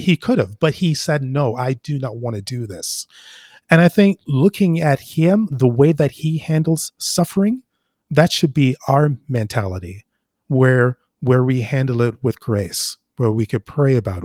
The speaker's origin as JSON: {"language": "English", "town": "Toronto", "region": "Ontario", "country": "Canada", "tie": "born or raised there", "also_born_or_lived": "Jamaica", "said": "When I was growing up in Toronto"}